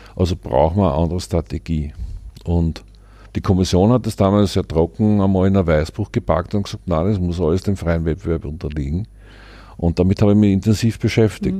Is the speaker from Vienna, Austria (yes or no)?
yes; Vienna, Austria; aus der Ecke der Stadt, wo ich herkomme, im 9. Bezirk.